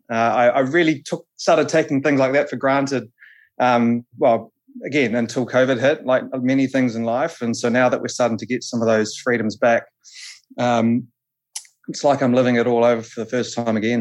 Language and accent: English; Palmerston North, Manawatū-Whanganui, New Zealand; I'm from Palmy originally, um, so I sort of grew up at the the Manfield race circuit down there